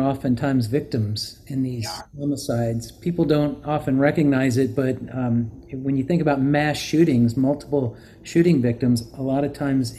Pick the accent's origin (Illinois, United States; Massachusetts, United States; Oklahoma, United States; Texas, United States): Texas, United States; I grew up in Texas and learned how to handle a firearm safely in Texas